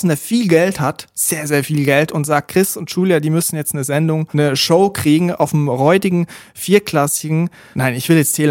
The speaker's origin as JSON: {"language": "German", "country": "Switzerland", "said": "Und dort, wo ich herkomme aus der Schweiz, eigentlich überall in der Schweiz, gibt es so kleine Regionalsender, die privat geführt sind."}